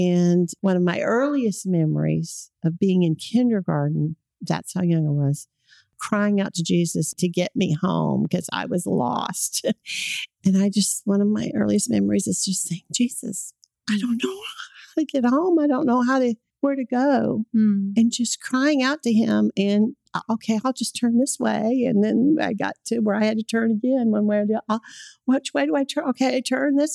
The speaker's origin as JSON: {"language": "English", "region": "California", "country": "United States", "tie": "born or raised there", "moved": "as an adult", "lives_now": "Oklahoma, United States", "said": "I grew up in California. I've lived here in Oklahoma for 40 years"}